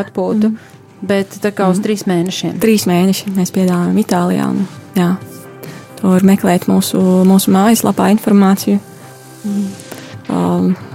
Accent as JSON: {"language": "Latvian", "area": "Nīcgale, Daugavpils Municipality", "region": "Latgale", "country": "Latvia", "also_born_or_lived": "Italy", "moved": "as an adult", "lives_now": "Cameroon", "said": "Es esmu no Daugavpils novada no Nīcgalas straucas."}